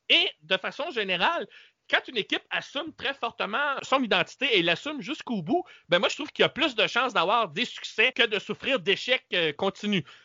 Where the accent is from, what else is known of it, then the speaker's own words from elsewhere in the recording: Quebec, Canada; ici chez nous au Québec